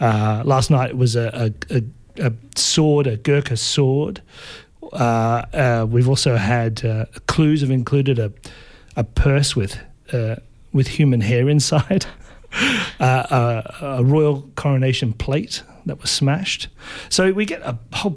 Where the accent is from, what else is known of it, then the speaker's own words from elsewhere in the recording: Baxter, Victoria, Australia; I grew up in Baxter on Joan Lindsay's property